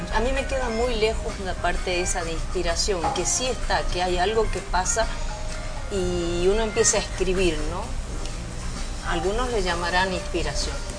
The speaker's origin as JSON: {"language": "Spanish", "region": "Tucumán", "country": "Argentina", "tie": "born or raised there", "also_born_or_lived": "Mexico", "moved": "as an adult", "said": "yo soy argentina. Yo nací en Argentina, en un sitio muy pequeñito al norte de, Argentina que se llama Tucumán"}